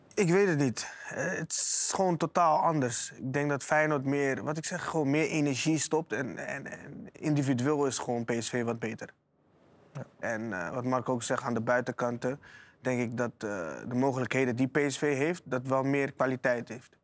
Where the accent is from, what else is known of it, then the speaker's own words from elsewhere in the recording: Rotterdam, South Holland, Netherlands; Ik kom uit Zuid